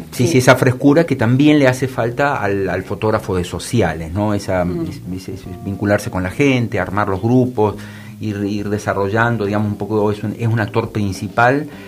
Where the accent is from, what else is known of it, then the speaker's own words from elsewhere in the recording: Salta, Argentina; Yo soy salteña.